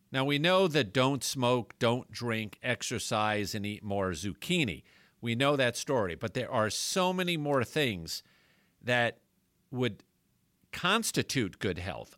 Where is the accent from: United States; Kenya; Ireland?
United States; New York; moved away; growing up in New York